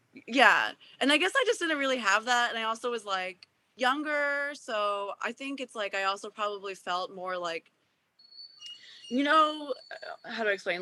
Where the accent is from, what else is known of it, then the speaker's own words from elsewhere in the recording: Japan; moved away; also born or lived in Washington, D.C.; I grew up in Japan